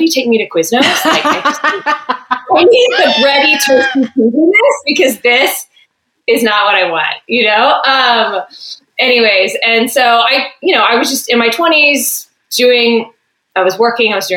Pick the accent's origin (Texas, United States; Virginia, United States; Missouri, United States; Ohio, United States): Texas, United States; moved away as an adult; now in California, United States; I grew up in Texas